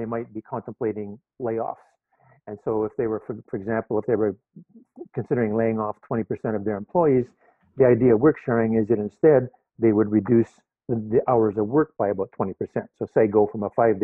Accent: Vancouver, British Columbia, Canada; moved away as an adult; now in Toronto, Canada; I'm living in Toronto now, teaching at University of Toronto. Although I grew up in Vancouver

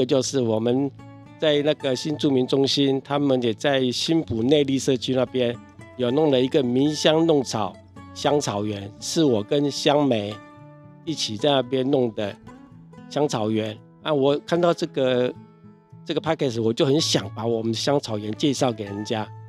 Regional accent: Taiwan; 然后我是一个台湾人，但是他竟然选我当班长

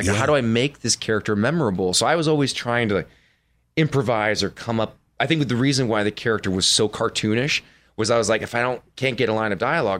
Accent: Minnesota, United States

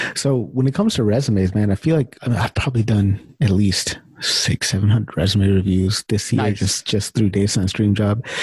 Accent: California, United States; moved away as an adult; also born or lived in Chicago; now in Winnipeg, Canada; when I first moved to Canada, so I'm from California

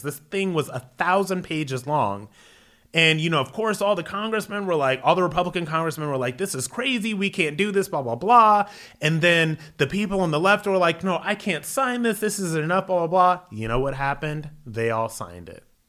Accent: Akron, Ohio, United States; moved away as an adult; also born or lived in New York City; Was born and raised in Akron, Ohio, went into the military

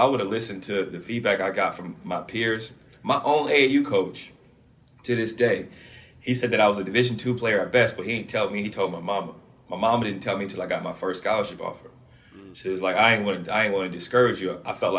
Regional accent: Canton, Ohio, United States; Yeah, so I grew up in Canton, Ohio, like you said before.

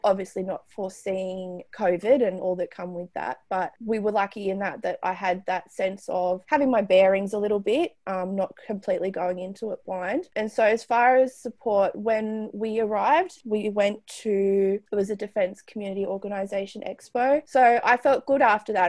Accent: Newcastle, New South Wales, Australia; moved away as an adult; now in Richmond, Australia; I'm from Newcastle in New South Wales

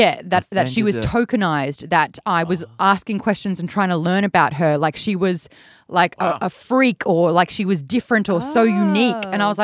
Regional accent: Australia; now in United States; growing up in Australia

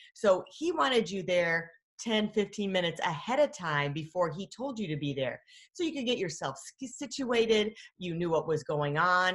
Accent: Michigan, United States; I'm from Michigan, Great Lakes

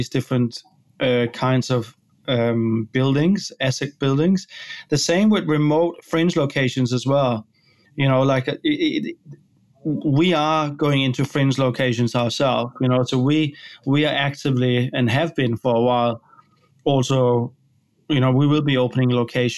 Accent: Denmark; now in Australia; I'm from Denmark originally

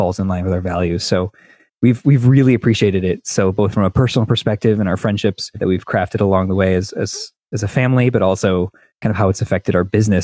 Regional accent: Chicago, Illinois, United States; moved away as an adult; now in Indianapolis, United States; I grew up in Chicago.

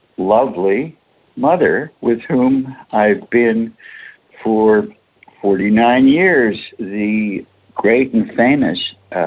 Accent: New York, United States; moved away as an adult; I came out from the East Coast in 1970 from New York.

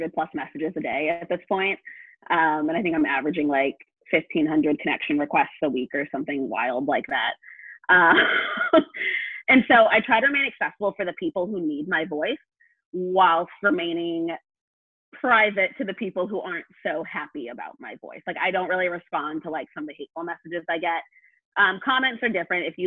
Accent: New England, United States; I'm from New England

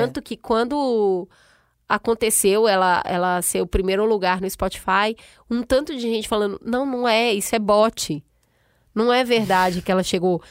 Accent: Brazil; moved away; como brasileira lá fora

